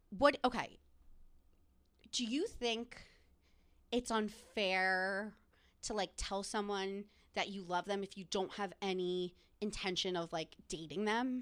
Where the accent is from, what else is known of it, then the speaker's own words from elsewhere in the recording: New Jersey, United States; I'm from New Jersey